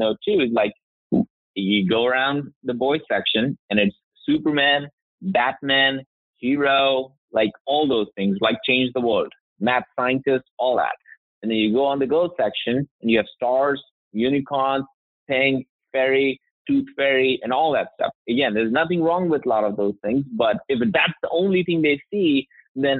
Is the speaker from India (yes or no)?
yes; India; also born or lived in Alabama, United States; now in Alpharetta, United States; I grew up in India.